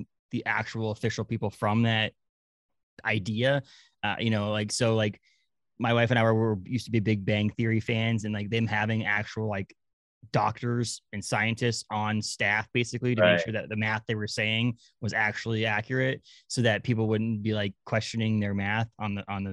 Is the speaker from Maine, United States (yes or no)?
yes; Maine, United States; I grew up in Maine